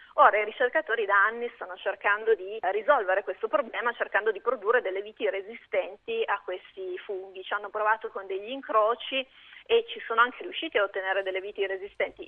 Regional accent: between the Vercelli area and Lomellina, Piedmont, Italy; io sono piemontese, sono cresciuta nelle, nella zona delle risaie, nella mia zona, quindi tra il Vercellese e il Lombardo

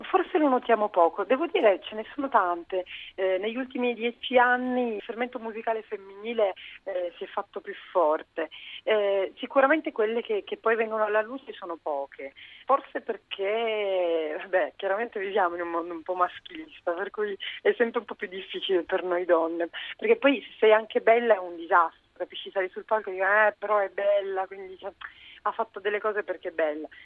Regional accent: Sicily, Italy; moved away; torno a casa, perché io sono siciliana, per cui torno a cantare a casa

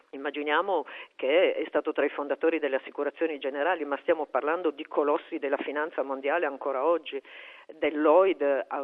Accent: Trieste, Friuli-Venezia Giulia, Italy; also born or lived in Bologna; io sono triestina, ma ho eh, lavorato e vissuto per moltissimi anni a Bologna, dove ho anche studiato all'università.

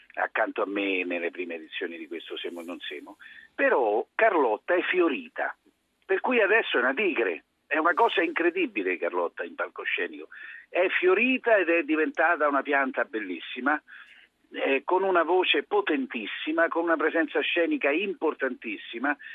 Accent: Rome, Lazio, Italy; Io sono, sì, molto, direi anche troppo romano

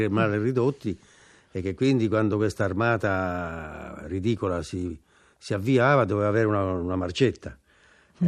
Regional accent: Tuscany, Italy; io sono toscano e queste cose sono state tutte avvenute in Toscana

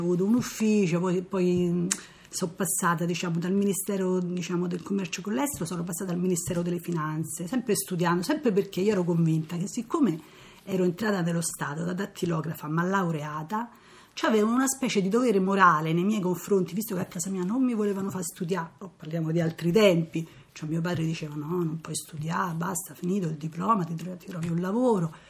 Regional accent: Rome, Lazio, Italy; sono da Roma

